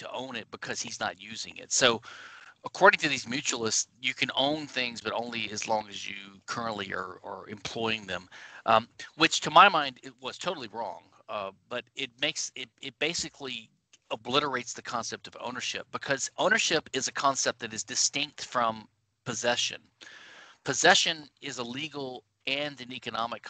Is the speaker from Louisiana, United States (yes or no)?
yes; Louisiana, United States; I'm from Louisiana, the only civil law state in the United States.